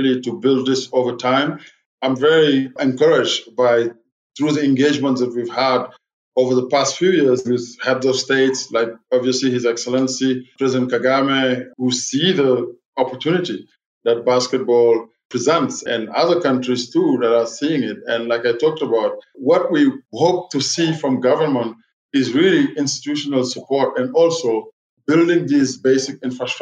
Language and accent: English; Senegal; I'm from Senegal, so I root for Senegal